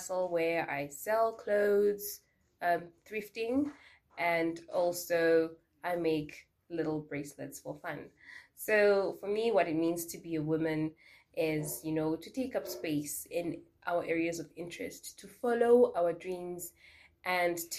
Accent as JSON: {"language": "English", "region": "Harare", "country": "Zimbabwe", "moved": "yes", "lives_now": "Windhoek, Namibia", "said": "I am based in Windhoek, Namibia, but I'm originally from Harare, Zimbabwe."}